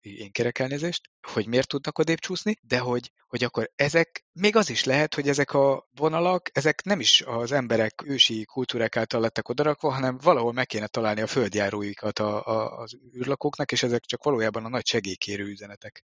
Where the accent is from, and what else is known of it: Hungary